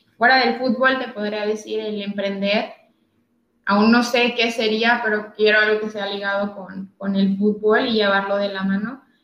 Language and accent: Spanish; Tijuana, Baja California, Mexico; moved away as an adult; also born or lived in Valencia; yo soy de Tijuana, Baja California